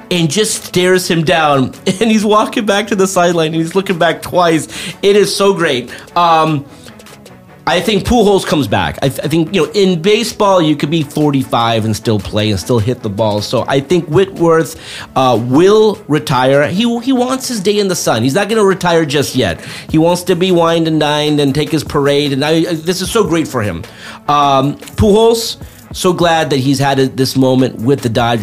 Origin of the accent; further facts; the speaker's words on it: Los Angeles, California, United States; I grew up in Woodland Hills